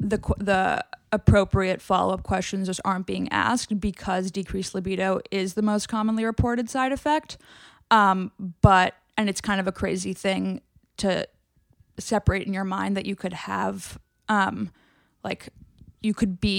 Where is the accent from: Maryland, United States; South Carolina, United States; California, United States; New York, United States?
New York, United States; like growing up in New York, like you've a lot of guy friends and like, as do I.